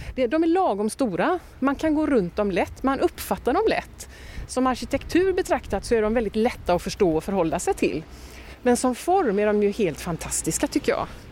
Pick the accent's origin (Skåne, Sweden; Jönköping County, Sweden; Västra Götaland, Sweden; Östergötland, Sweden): Östergötland, Sweden; now in Gothenburg, Sweden; min barndom i eh, södra Östergötland